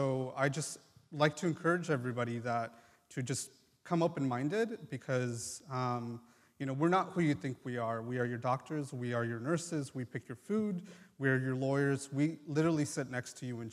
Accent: United States; born or raised there; first language Triqui; English is a second language; also born or lived in Mexico

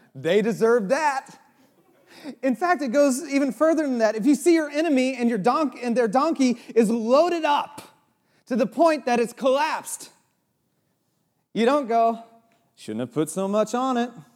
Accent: Santa Cruz, California, United States; moved away; also born or lived in Chicago; I grew up in Santa Cruz

